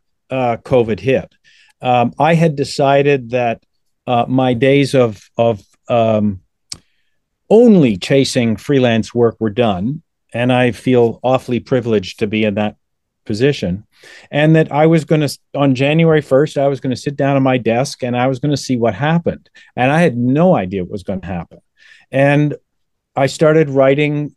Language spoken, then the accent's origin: English; Toronto, Ontario, Canada; born and raised in Toronto